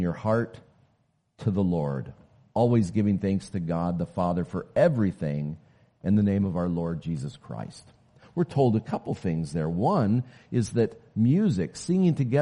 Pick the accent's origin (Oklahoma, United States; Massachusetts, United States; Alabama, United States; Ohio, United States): Oklahoma, United States; Oklahoma City; I grew up way down in the South. I'm an Okie, born in Oklahoma City.